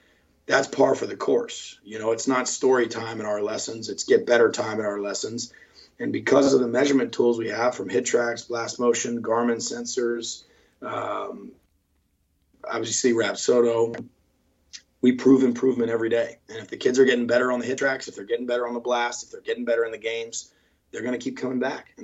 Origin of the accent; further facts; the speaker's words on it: Winston-Salem, North Carolina, United States; I'm from Winston-Salem, and when I was growing up, there wasn't even a baseball facility in our town.